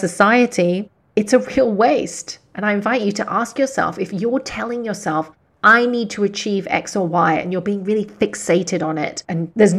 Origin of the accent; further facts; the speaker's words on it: Hong Kong; I was born and raised in Hong Kong, and some of my clients are here in Hong Kong